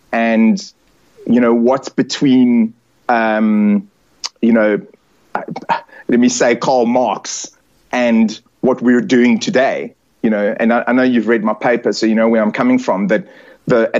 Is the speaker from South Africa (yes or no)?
yes; South Africa; I'm South African. And I'm as you can see, I'm very South African. I'm Italian as well. I suppose I'm culturally Italian, but South African in sort of my patriotism.